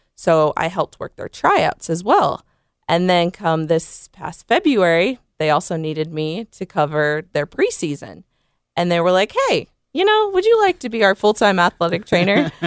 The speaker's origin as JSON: {"language": "English", "town": "South Bend", "region": "Indiana", "country": "United States", "moved": "as an adult", "lives_now": "Memphis, United States", "said": "I'm originally from South Bend, Indiana."}